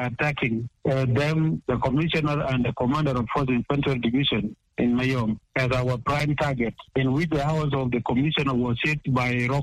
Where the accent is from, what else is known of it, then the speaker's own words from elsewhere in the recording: Unity, South Sudan; my hometown, Unity State